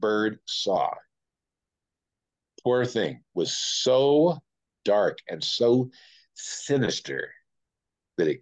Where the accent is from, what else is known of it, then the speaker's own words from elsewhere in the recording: Oakland, California, United States; also born or lived in Las Vegas, Nevada; now in Taos, United States; I'm from Oakland, where we have rats